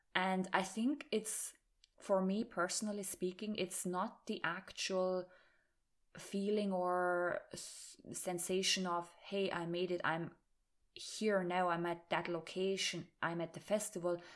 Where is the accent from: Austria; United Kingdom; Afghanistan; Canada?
Austria; moved away as an adult; also born or lived in Ireland; I was talking German to them because I am from Austria